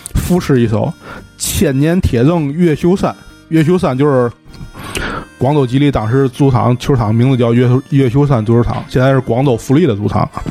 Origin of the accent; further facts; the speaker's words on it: Tianjin, China; 我是个天津人